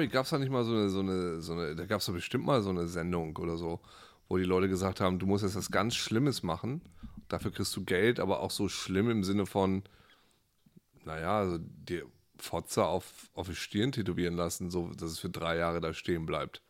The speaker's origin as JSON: {"language": "German", "area": "Friesland", "region": "Lower Saxony", "country": "Germany", "tie": "born or raised there", "moved": "yes", "said": "Also ich komme aus Friesland, da gab es ne, dieses normale Haus. Jeder hatte eine Kuh, jeder hatte ein Schwein."}